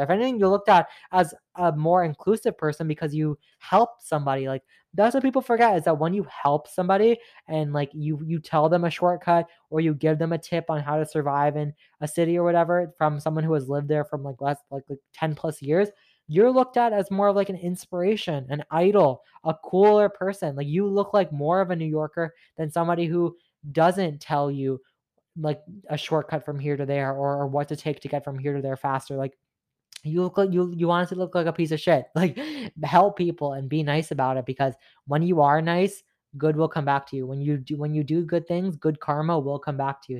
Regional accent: Mississauga, Ontario, Canada; you're from Mississauga," which I am

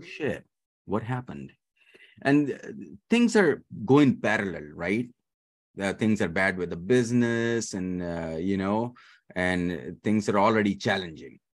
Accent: Dubai, United Arab Emirates; also born or lived in Pakistan / Kentucky, United States; now in Richmond, United States; I was born in Pakistan, but raised in the Middle East, Dubai

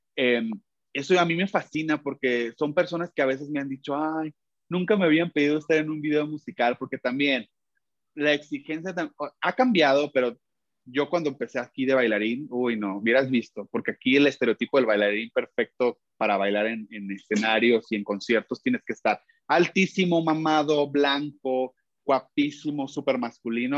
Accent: Mexico; soy un cantante mexicano independiente

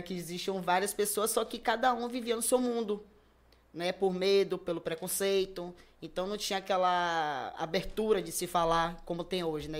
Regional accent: Salvador, Bahia, Brazil; me afastei um pouco do bairro que eu nasci e fui criado, que foi é aqui em Cajazeiras 7

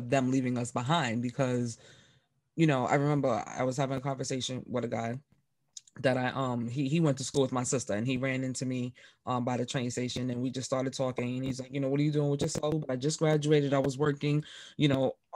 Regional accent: New York City, New York, United States; me growing up in the Bronx in New York City

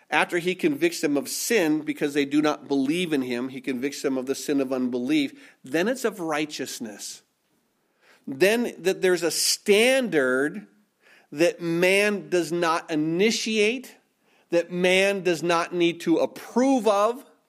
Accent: Minnesota, United States; I was born and raised in Minnesota

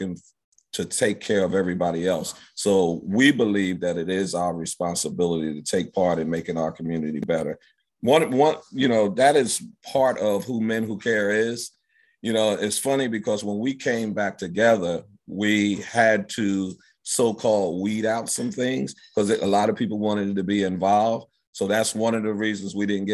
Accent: Philadelphia, Pennsylvania, United States; I grew up in Germantown, went to Emlyn, Roosevelt, Martin Luther King, and Germantown High School

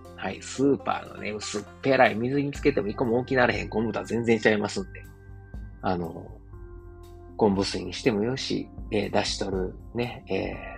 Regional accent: Osaka, Japan; moved away as an adult; now in Germany; 自分の実家であるですね、駒川あずまや、はい、親父とおかんがやってる、えー、大阪駒川いうところ

